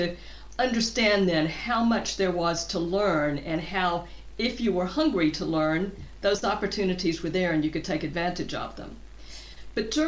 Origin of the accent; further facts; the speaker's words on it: southern U.S., Georgia, United States; moved away as an adult; also born or lived in Atlanta, Georgia; now in Cambridge, United Kingdom; I grew up in the southern U.S., actually in the state of Georgia